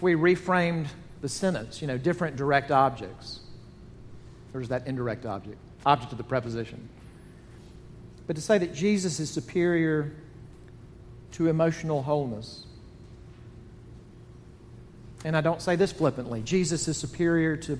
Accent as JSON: {"language": "English", "town": "Jackson", "region": "Mississippi", "country": "United States", "tie": "born or raised there", "said": "Growing up in Jackson, Mississippi"}